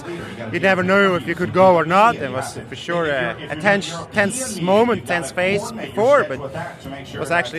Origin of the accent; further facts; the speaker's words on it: Switzerland; I'm from Switzerland, so Tour de Suisse is definitely my favorite.